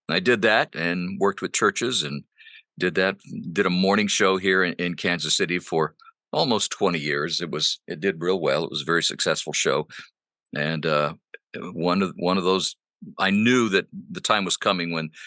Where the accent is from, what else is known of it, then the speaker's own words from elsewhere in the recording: Honduras; first language Spanish; English is a second language; My parents were missionaries. And I grew up in Honduras speaking Spanish. Spanish is my first language